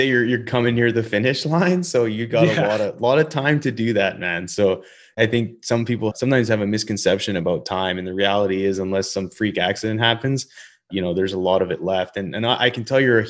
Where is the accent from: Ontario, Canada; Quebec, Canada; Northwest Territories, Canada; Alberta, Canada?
Alberta, Canada; Calgary; also born or lived in Denver, Colorado; being from Calgary, Alberta